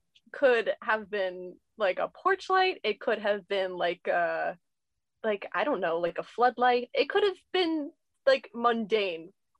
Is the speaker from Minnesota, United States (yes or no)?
yes; Minnesota, United States; I'm from Minnesota.